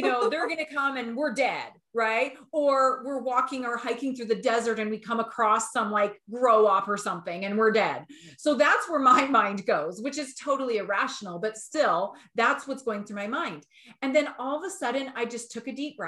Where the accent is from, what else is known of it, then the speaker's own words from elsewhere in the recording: Alberta, Canada; we're from Alberta.